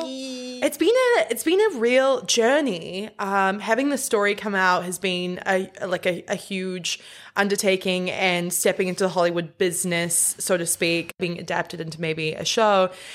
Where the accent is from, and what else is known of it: New Zealand; born or raised there